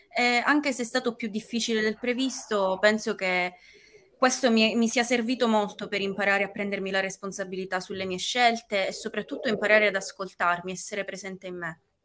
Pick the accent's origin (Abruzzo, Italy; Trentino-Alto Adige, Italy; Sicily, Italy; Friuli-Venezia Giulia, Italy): Sicily, Italy; Palermo; ho 19 anni e vivo a Palermo, sono originaria sempre di Palermo.